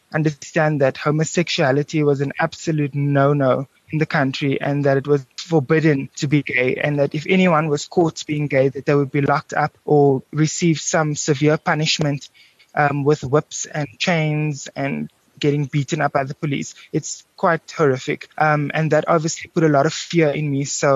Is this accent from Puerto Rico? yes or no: no; Cape Town, Western Cape, South Africa; being a South African Cape Townian guy